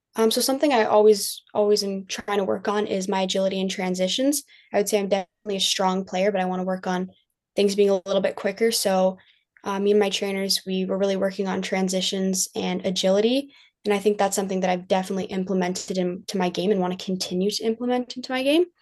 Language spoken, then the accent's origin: English; Kitchener, Ontario, Canada; play at a high level in my hometown